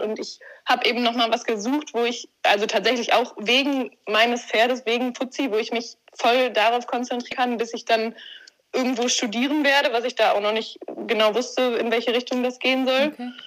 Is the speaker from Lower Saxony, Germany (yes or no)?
no; Warendorf, North Rhine-Westphalia, Germany; ich komme aus Warndorf, bin hier aufgewachsen.